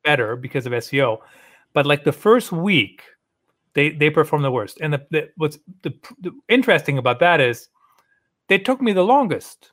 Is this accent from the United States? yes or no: no; Germany; moved away; I grew up in Germany